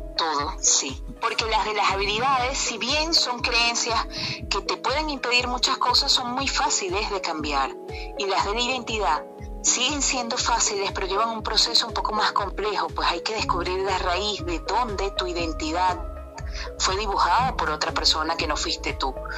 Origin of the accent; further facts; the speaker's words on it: Venezuela; moved away as an adult; now in Gijón, Spain; voy a seguir siendo la venezolana que nació en Venezuela, que ama Venezuela